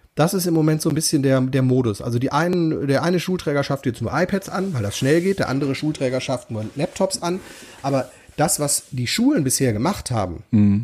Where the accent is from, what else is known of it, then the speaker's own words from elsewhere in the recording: North Rhine-Westphalia, Germany; wir kommen beide aus NRW